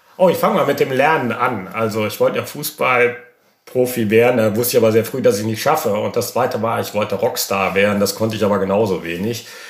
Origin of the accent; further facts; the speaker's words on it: Germany; als Deutscher